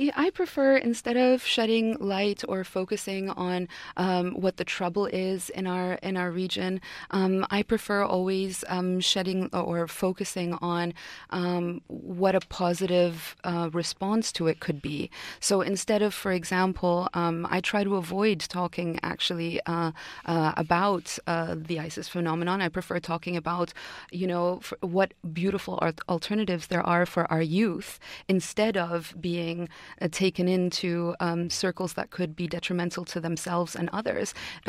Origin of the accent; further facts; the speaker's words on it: Yemen; I'm originally from Yemen, and Yemen's been very troubled politically.